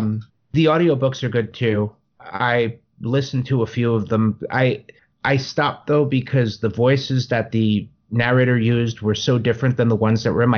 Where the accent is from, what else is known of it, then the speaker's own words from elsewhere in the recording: East Coast, United States; I grew up on the East Coast